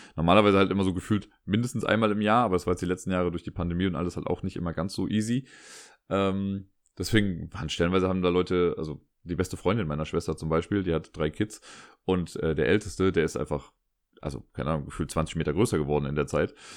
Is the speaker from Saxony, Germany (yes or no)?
no; Cologne, North Rhine-Westphalia, Germany; meinte ich ja aus Köln